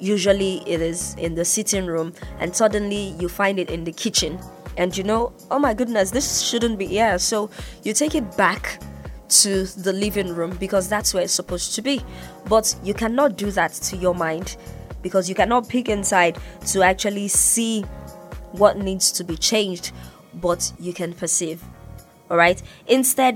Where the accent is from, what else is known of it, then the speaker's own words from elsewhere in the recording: Nigeria; now in Ibadan, Nigeria; I'm Nigerian